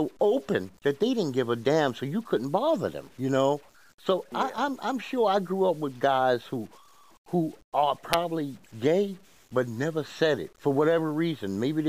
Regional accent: New York City, New York, United States; I'm from Bed-Stuy, right?

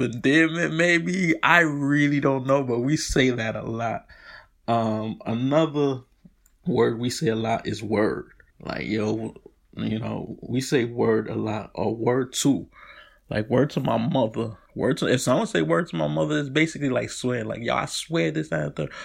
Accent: New York City, New York, United States; I'm from Brooklyn

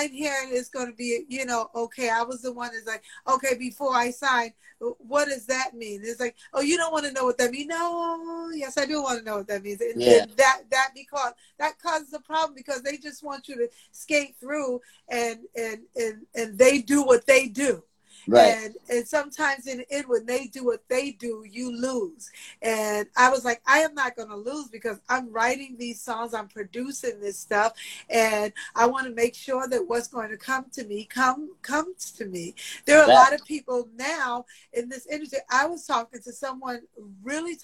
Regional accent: New York City, New York, United States; I'm from Queens

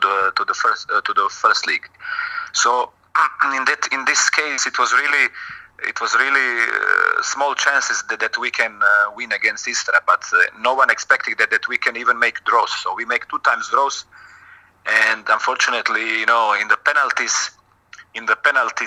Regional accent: Šibenik, Šibenik-Knin County, Croatia; English is a second language; moved away as an adult; also born or lived in Split, Croatia / Italy / China; now in Salzburg, Austria; in my hometown, in Šibenik

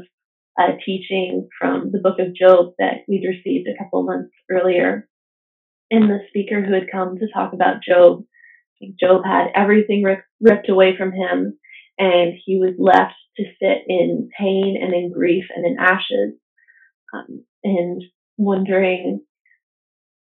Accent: United States; moved away; Being an American citizen, I didn't have Canadian cell phone service.

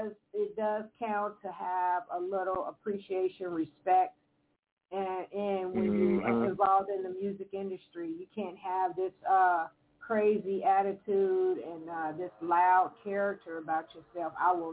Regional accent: Evansville, Indiana, United States; my hometown, Evansville.

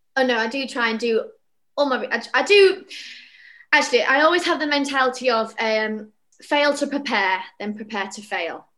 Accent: Bradford, Yorkshire and the Humber, United Kingdom; moved away; I'm from Bradford originally, and all you know all our theatre friends we've all left our hometowns

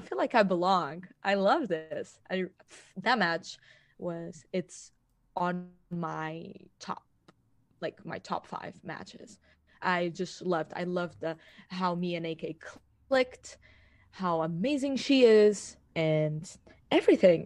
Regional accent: Portugal; I am from Portugal

